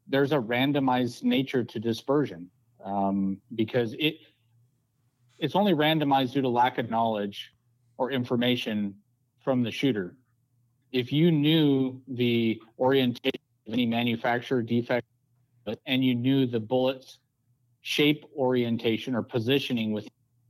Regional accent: Colorado, United States; moved away; I grew up in Colorado

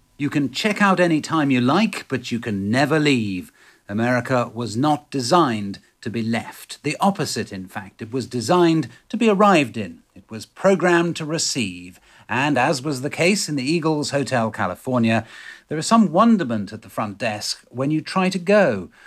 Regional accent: England, United Kingdom; moved away as an adult; also born or lived in London; now in United States; as we English know, having grown up with rattling windows and mouldy grouting

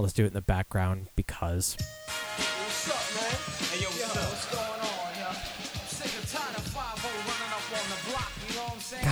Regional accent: Michigan, United States; now in New Jersey, United States; I grew up in Michigan

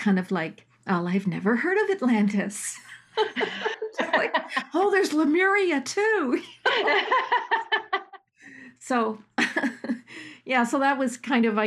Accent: Toronto, Ontario, Canada; moved away as an adult; also born or lived in Australia; I grew up in Toronto, in Willowdale

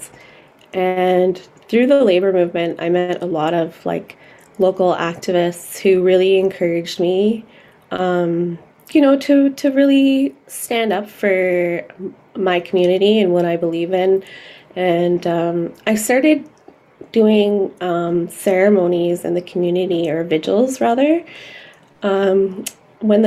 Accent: Brampton, Ontario, Canada; also born or lived in Salt River First Nation, Northwest Territories; my roots are from Salt River First Nation, Northwest Territories, but I grew up here in Ontario

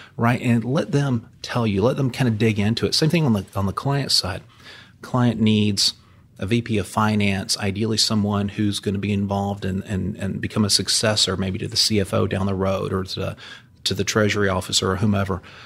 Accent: Houston, Texas, United States; was here in Houston as a kid growing up in the Houston area with my dad

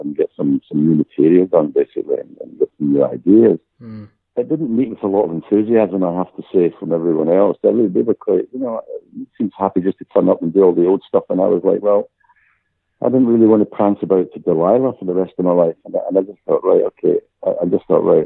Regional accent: Glasgow, Scotland, United Kingdom; also born or lived in Cyprus; I was born in Govan, which is a part of Glasgow

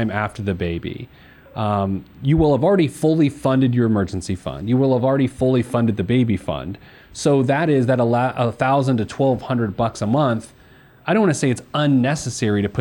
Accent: Midwest, United States; as a Midwesterner

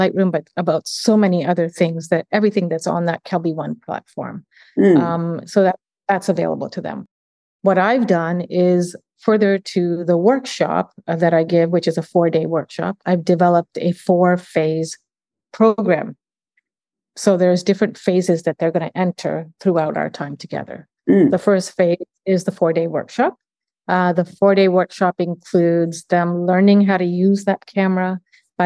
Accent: Uganda; now in Canada; I'm from Uganda

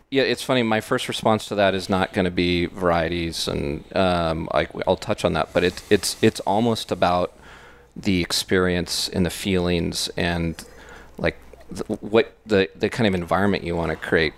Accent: Bay Area, California, United States; moved away as an adult; we grew up in the Bay Area

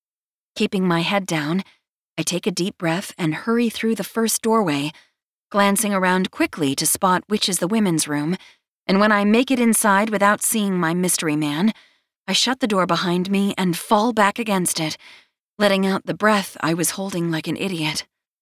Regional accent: North Carolina, United States; it puts every other coleslaw my home state of North Carolina has to shame

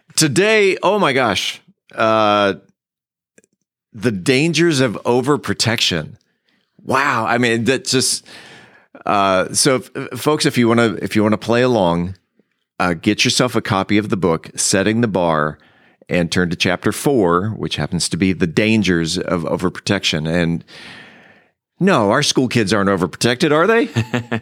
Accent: San Diego, California, United States; now in Mansfield, United States; I grew up in San Diego

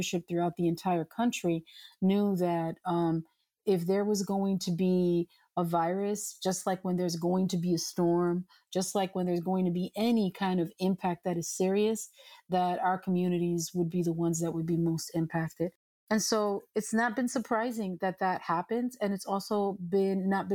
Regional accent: New York City, New York, United States; I was born and raised in New York City

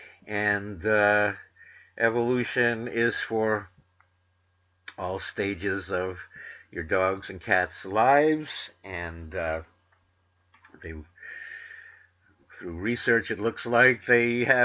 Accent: New York City, New York, United States; I grew up in New York City

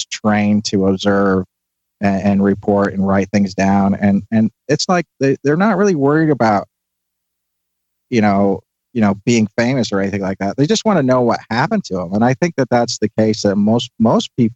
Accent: Northern Ireland, United Kingdom; moved away as an adult; now in United States; I grew up in Northern Ireland in the 1970s

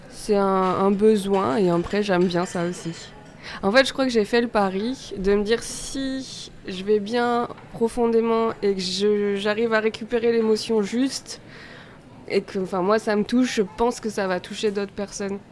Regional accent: Auvergne-Rhône-Alpes, France; je viens d'Auvergne

